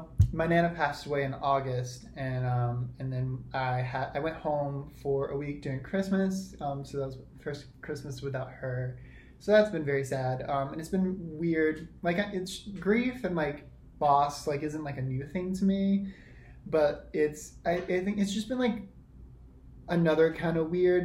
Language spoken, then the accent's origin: English; South Carolina, United States; now in New York, United States; I come from South Carolina